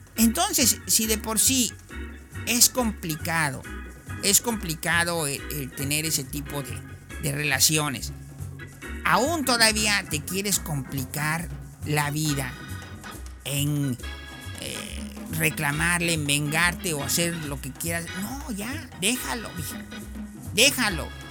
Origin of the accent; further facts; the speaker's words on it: Mexico; Así somos los mexicanos